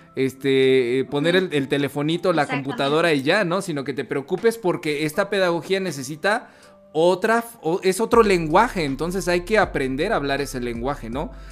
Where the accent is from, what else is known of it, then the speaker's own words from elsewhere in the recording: Mexico; nosotros como latinoamericanos, en específico como mexicanos